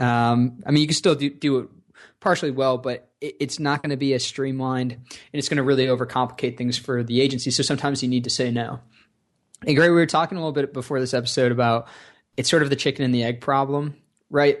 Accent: Rochester, New York, United States; I grew up in Rochester, New York

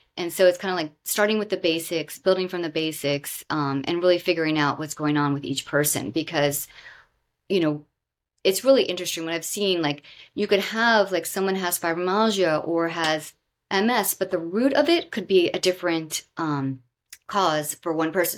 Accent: Southwest Florida, United States; moved away; also born or lived in Bethesda, Maryland; I grew up in Southwest Florida near the Everglades

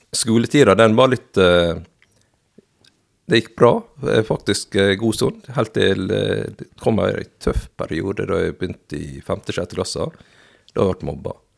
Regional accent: Fosnavåg, Møre og Romsdal, Norway; also born or lived in South Korea; jeg vokste opp i Fosnavågen. Ja. I Herøy kommune.

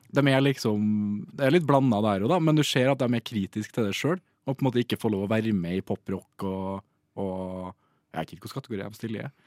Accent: Trøndelag, Norway; som trønder

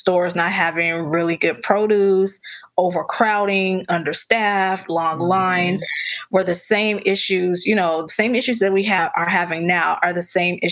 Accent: Chicago, Illinois, United States; I grew up in a food desert. I grew up in Roseland in the Wild Hundreds

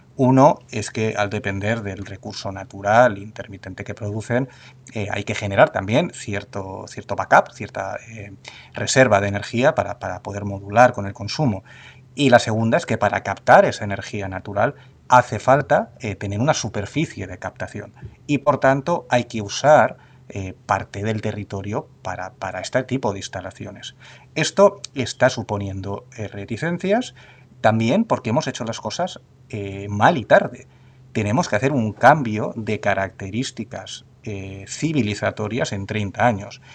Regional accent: Spain; tenemos eh, como españoles y como europeos

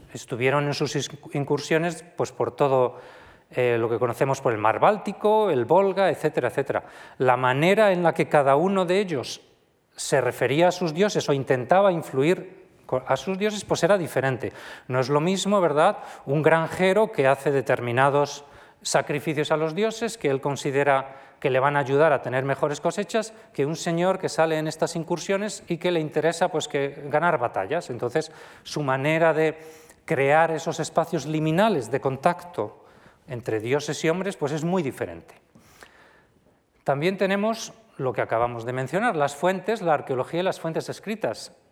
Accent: Viana de Cega, Castile and León, Spain; mi pueblo, de Viana de Cega

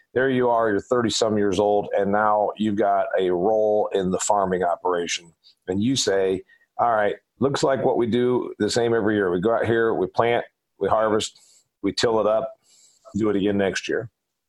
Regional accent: Indiana, United States; I'm from Indiana. He's from Indiana. We grow corn and soybeans like crazy there. We grow a lot of livestock.

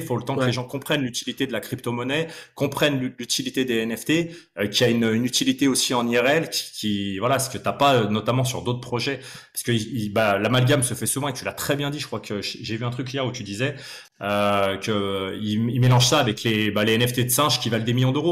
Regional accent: Lyon, Auvergne-Rhône-Alpes, France; je suis né à Lyon, donc je suis né à Lyon, j'ai grandi.

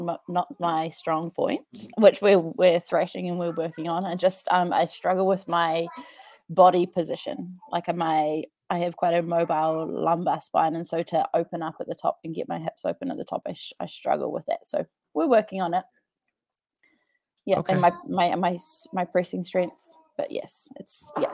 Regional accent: New Zealand; also born or lived in Wellington, New Zealand / Dunedin, New Zealand; I am from New Zealand

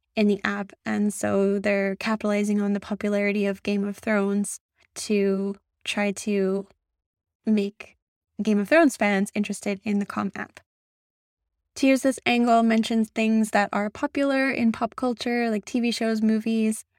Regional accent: Canada; I'm a Canadian

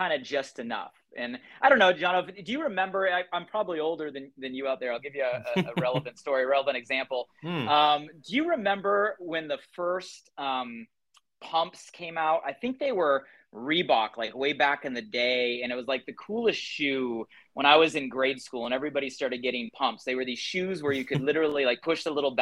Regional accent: Southern California, United States; I grew up here in Southern California, actually about 45 minutes north from where I currently live

